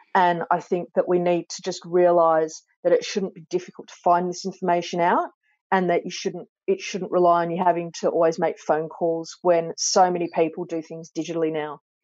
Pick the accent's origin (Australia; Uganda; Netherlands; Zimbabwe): Australia; Sydney, New South Wales; also born or lived in Clovelly / Coogee / Matraville; i was born in clovelly and i grew up in bronte